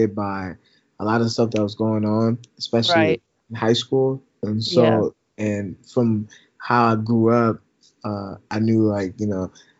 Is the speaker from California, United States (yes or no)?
no; Brooklyn Park, Minnesota, United States; I'm from a neighborhood called Brooklyn Park